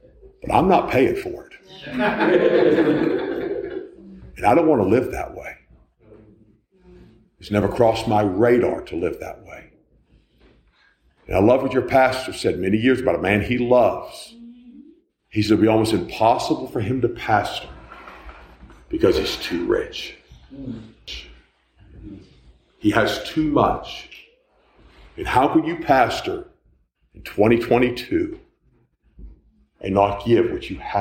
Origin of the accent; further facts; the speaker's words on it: United States; I'm an American